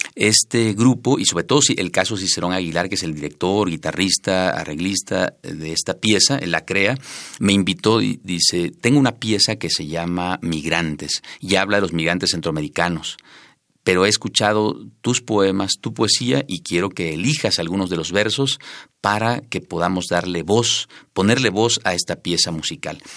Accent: Villa Comaltitlán, Chiapas, Mexico; moved away as an adult; also born or lived in Tapachula / San Cristóbal de las Casas / Mexico City; mi pueblo, Villa de Comaltitlán, y la casa en el pueblo donde vivimos estaba a escasos 10, 15 metros frente a las vías del tren. Y entonces, desde que yo era niño

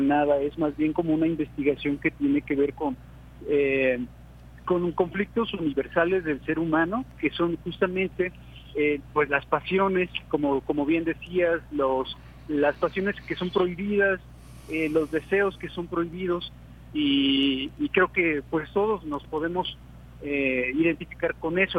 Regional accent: Veracruz, Mexico; nuestra cultura veracruzana

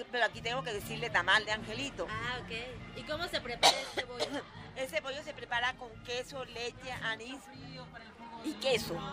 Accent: Colombia; en mi país se le dice bollo y es un tamal originario de Cartagena, de India, y se festeja la Candelaria con ese tamal.

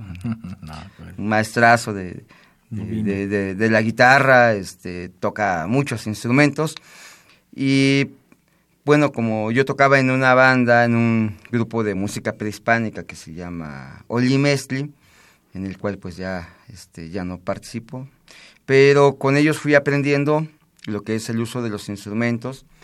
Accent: Mexico; de una necesidad por tratar de seguir preservando y seguir fomentando lo que nos pertenece como mexicanos.

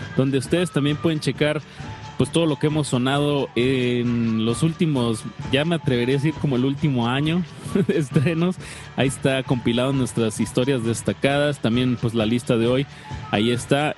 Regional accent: Mexico; como buenos mexicanos

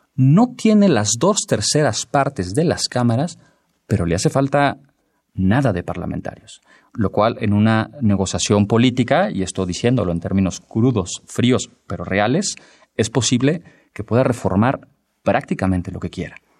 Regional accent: Mexico

